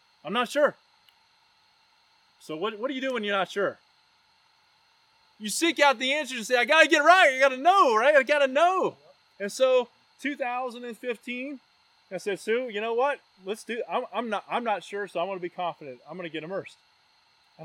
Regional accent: Roanoke, Virginia, United States; also born or lived in Knoxville, Tennessee; Roanoke, Virginia, my hometown.

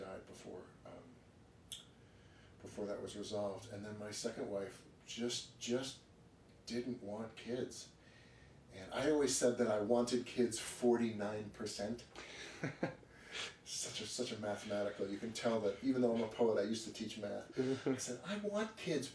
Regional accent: New York City, New York, United States; I grew up on Park Avenue.

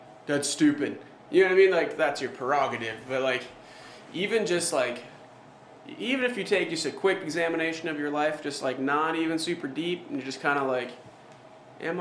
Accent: Montana, United States; now in Alaska, United States; obviously I'm from Montana, so like, I come up here

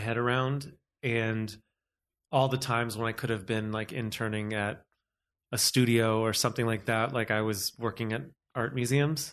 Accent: United States; also born or lived in New York; now in Los Angeles, United States; I am American

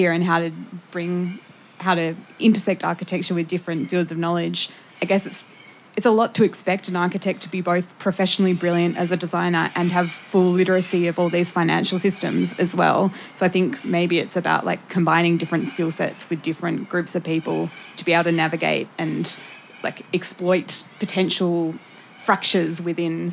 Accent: Tasmania, Australia; I'm from Tassie.

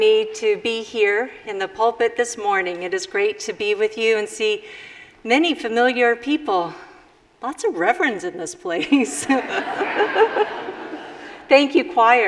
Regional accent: Chicago, Illinois, United States; also born or lived in Mexico City, Mexico; I was born in Chicago. Chicana from Chicago

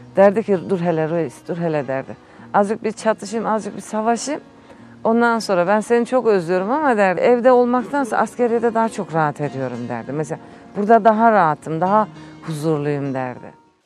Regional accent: Istanbul, Turkey; ben doğma büyüme İstanbul.

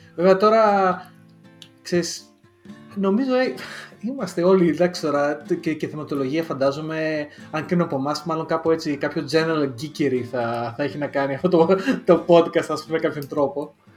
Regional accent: Lamia, Central Greece, Greece; first language Greek; moved away as an adult; now in United Kingdom; εγώ έχω προφορά και στα ελληνικά, γιατί η καταγωγή μου είναι από τη Λαμία

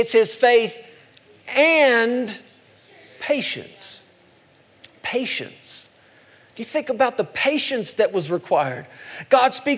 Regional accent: United States; I'm an American

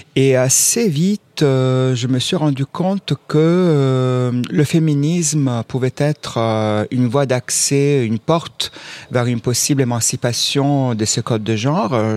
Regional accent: Southern Italy, Italy; now in France; moi je viens aussi du sud de l'Italie

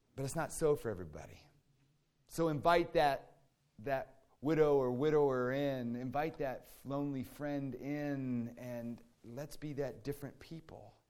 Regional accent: D.C., District of Columbia, United States; Growing up in Washington, D C, outside of D C

